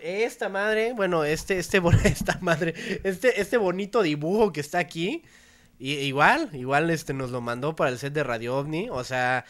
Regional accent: Mexico; nosotros como mexicanos

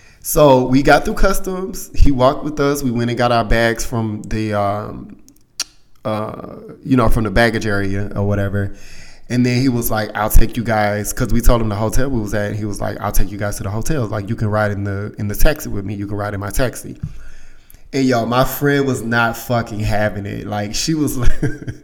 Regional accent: United States; we're from the States

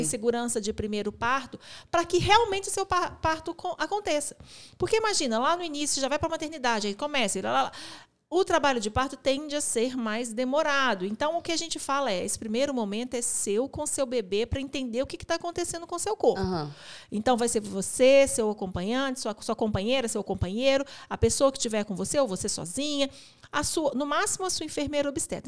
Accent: Belo Horizonte, Minas Gerais, Brazil; a gente é da cidade de Belo Horizonte

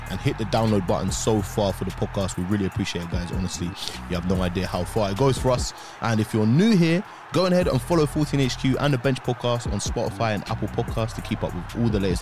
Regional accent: Ipswich, East of England, United Kingdom; moved away; I'm from Ips

